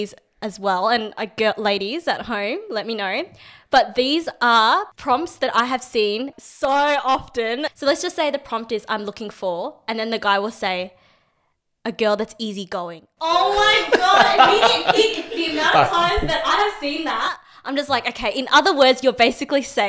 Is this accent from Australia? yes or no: yes; Australia; I'm 26, I'm Vietnamese Australian, I'm in marketing.